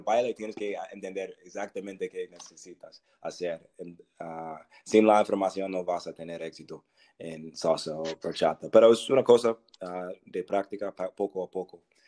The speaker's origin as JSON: {"language": "Spanish", "region": "Virginia", "country": "United States", "tie": "born or raised there", "also_born_or_lived": "South Carolina / North Carolina", "second_language": "Spanish", "said": "nací en Carolina del Sur, ah, crecí en Virginia"}